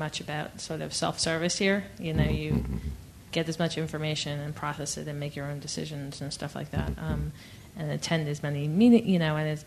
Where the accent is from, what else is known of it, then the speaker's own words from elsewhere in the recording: New York, United States; I'm actually from New York